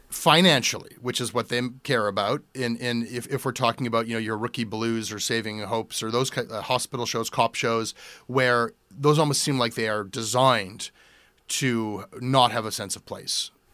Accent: Canada

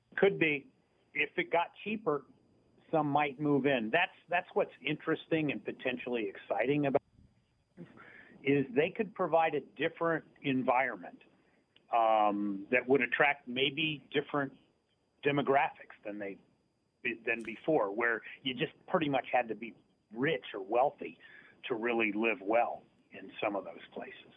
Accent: near Dayton, Ohio, United States; I grew up near Dayton, Ohio

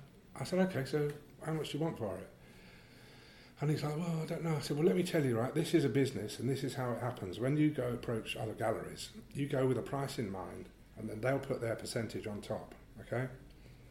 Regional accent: London, United Kingdom; I grew up in around Greenwich

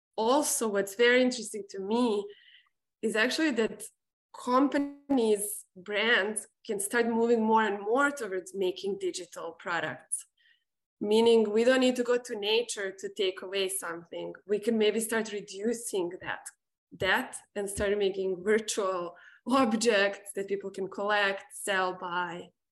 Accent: Serbia; moved away; me growing up in Serbia

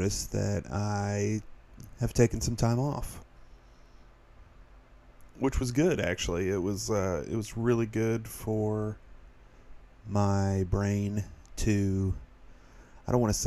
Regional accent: Tennessee, United States; moved away; We're both from Tennessee

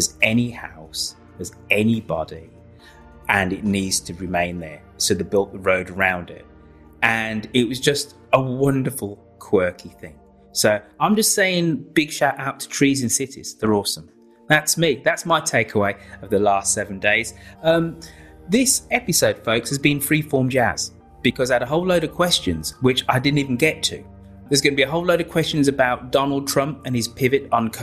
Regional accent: Birmingham, West Midlands, United Kingdom; My hometown, Birmingham

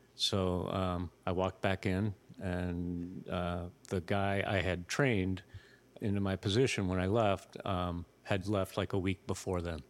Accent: New England, United States; also born or lived in Jacksonville, Florida; I'm, I'm from New England

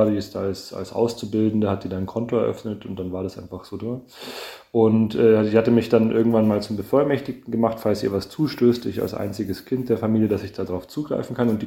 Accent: Munich, Bavaria, Germany; Naja, ich glaube, also ich komme ja aus Bayern, aus München. Ich lebe auch gerne in München, auch wenn ich jetzt nach Frankfurt pendel

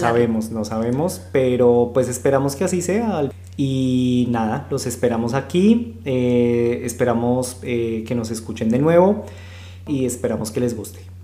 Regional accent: Bogotá, Colombia; moved away as an adult; also born or lived in Buenos Aires, Argentina; soy de Bogotá, Colombia, eh, pero he vivido pues ya en, dos países. Eh, este vendría siendo el tercero

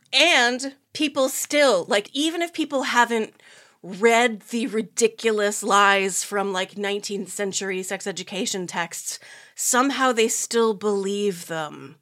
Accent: United States; I'm American, I live here

